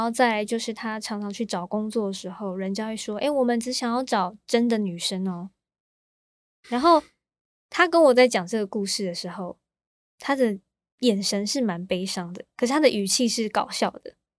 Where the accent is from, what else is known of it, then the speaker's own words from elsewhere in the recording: Taichung, Taiwan; also born or lived in Kaohsiung; 我在高雄出生，可是嗯。我一出生我就被带到台中了